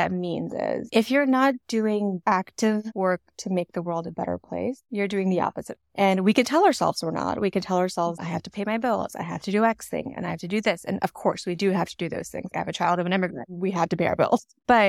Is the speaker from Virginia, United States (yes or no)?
no; New York, United States; also born or lived in Washington DC; now in Dallas, United States; I feel the need to be like, well, I'm in Texas right now, but I'm actually from New York and DC.